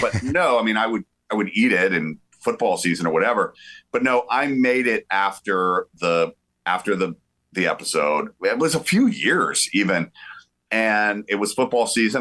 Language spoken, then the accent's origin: English; the South, Georgia, United States; I'm from the South, right? So like, uh, grew up going to the University of Georgia